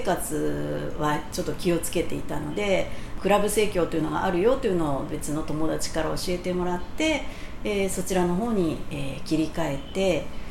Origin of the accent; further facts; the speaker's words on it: Matsuda, Kanagawa, Japan; also born or lived in Kyoto / Tokyo; 本籍地は、えー、その松田町に、えー、ずっとあります